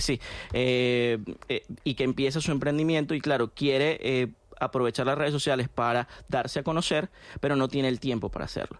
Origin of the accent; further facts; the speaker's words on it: Venezuela; en mi país, en Venezuela